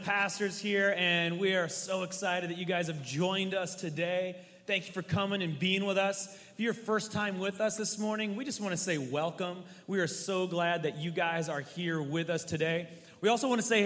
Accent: the Northwest, West Coast, Pacific Northwest, United States; I am from the Northwest, born and raised my whole life, West Coast.

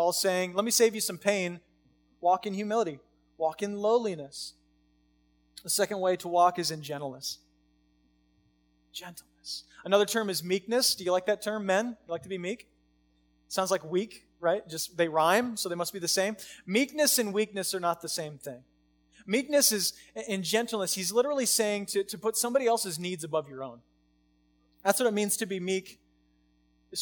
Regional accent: United States; We live in America. I live in America because I got rights as American

